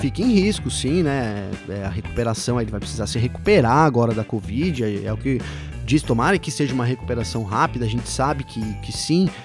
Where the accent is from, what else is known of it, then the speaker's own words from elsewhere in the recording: Brazil; eu já sou brasileiro